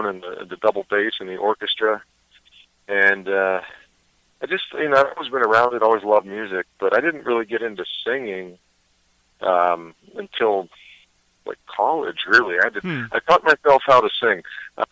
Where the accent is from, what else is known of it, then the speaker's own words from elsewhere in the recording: Pittsburgh, Pennsylvania, United States; also born or lived in Los Angeles; I am in Pittsburgh, Pennsylvania, my hometown.